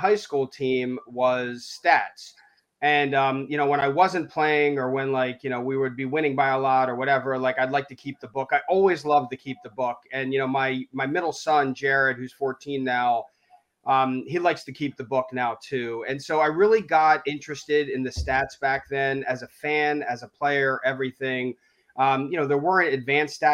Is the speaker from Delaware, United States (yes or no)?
yes; Wilmington, Delaware, United States; moved away as an adult; also born or lived in Syracuse, New York; now in Boston, United States; I grew up in Wilmington, Delaware, near Philly